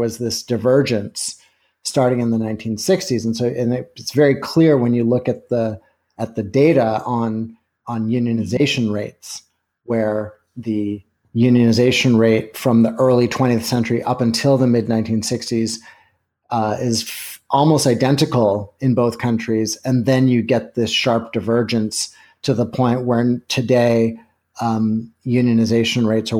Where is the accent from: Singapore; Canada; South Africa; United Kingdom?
Canada; now in United States; I grew up in Canada, but have lived in the States for a long time.